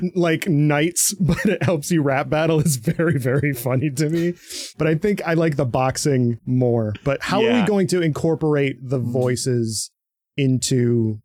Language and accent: English; Michigan, United States; I'm from Michigan